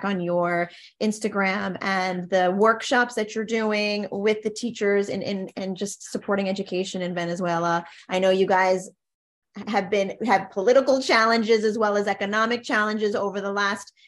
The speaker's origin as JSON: {"language": "English", "town": "Miami", "region": "Florida", "country": "United States", "tie": "born or raised there", "said": "I grew up in Miami too"}